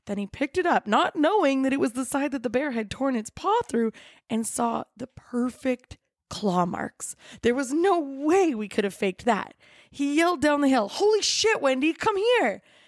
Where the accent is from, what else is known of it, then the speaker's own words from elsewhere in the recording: Kelowna, British Columbia, Canada; I grew up in Kelowna. It's a little city that thinks it's a big city and prides itself in being fabulous in all four seasons.